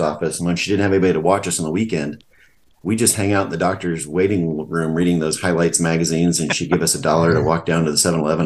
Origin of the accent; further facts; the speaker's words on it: Sidney, Nebraska, United States; also born or lived in Omaha, Nebraska; now in Lincoln, United States; I grew up in Sydney, Nebraska. Five generations in Sydney